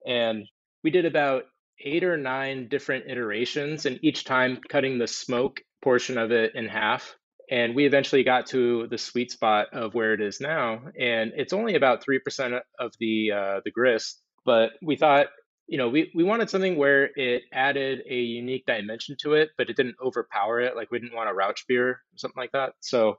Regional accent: West Coast, United States; I'm from the West Coast, and he's from Maryland originally.

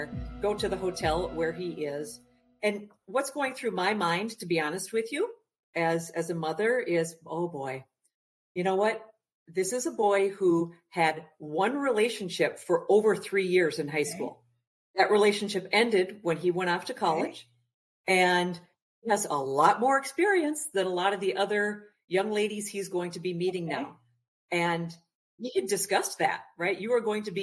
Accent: Minnesota, United States; I'm from Minnesota

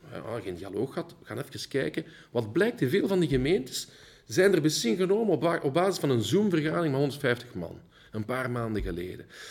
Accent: Wallonia, Belgium; first language Dutch; also born or lived in Flanders; wel in Wallonië opgegroeid

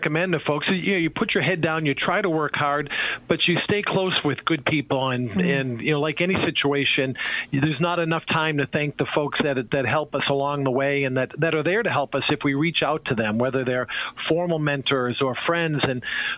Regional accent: Boston, Massachusetts, United States; moved away as an adult; also born or lived in Long Island; now in northern Minnesota, United States; growing up in Boston, wanted to stay in that New England region

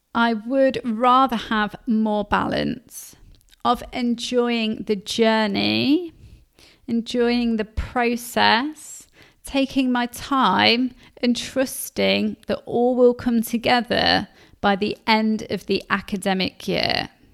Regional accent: Leicester, East Midlands, United Kingdom; I grew up in Leicester

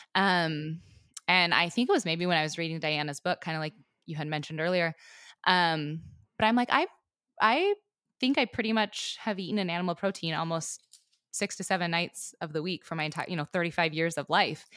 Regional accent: Southwest Montana, United States; I was raised in Southwest Montana on a ranch

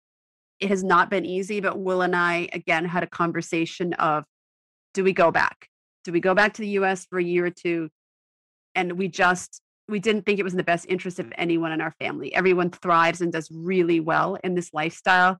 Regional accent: Maine, United States; moved away; I grew up in Maine

